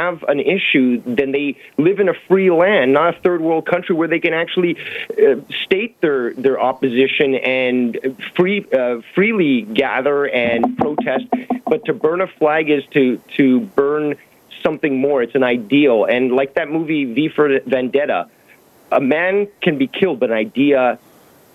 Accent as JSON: {"language": "English", "town": "Toronto", "region": "Ontario", "country": "Canada", "tie": "born or raised there", "also_born_or_lived": "Argentina", "said": "I'm calling in from Toronto"}